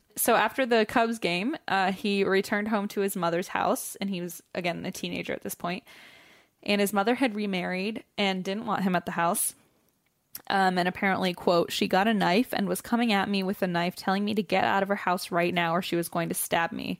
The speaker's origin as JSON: {"language": "English", "town": "Cincinnati", "region": "Ohio", "country": "United States", "moved": "yes"}